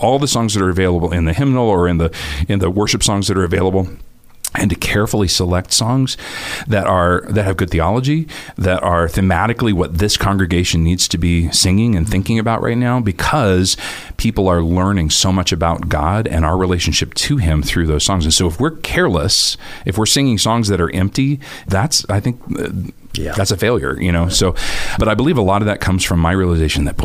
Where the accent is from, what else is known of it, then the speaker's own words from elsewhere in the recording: Northern California, United States; moved away as an adult; also born or lived in Nashville, Tennessee; now in Boise, United States; after growing up in Northern California, I moved here to Boise to go to Boise Bible College